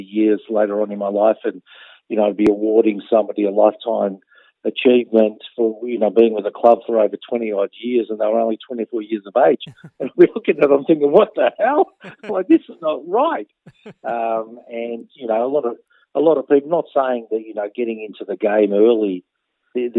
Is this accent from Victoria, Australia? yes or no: yes; Melbourne, Victoria, Australia; I was born in Melbourne. I was around the Newport, Altona area